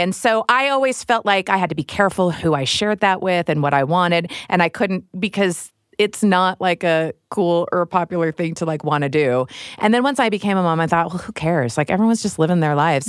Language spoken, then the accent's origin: English; Midwest, United States; I grew up in the Midwest